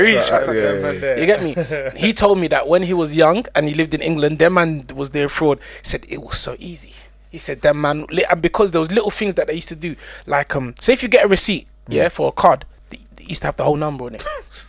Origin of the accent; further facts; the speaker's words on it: Nigeria; To be honest, obviously I'm Nigerian, so I know the ins and outs. I have family that deal with oil.